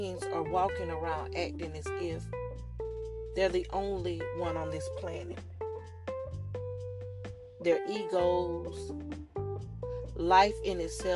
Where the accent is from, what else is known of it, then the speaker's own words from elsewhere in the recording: the South, United States; I'm from the South, and I tend to say, how do you do? And I may even say, how you? Just the Southern thing that we have here.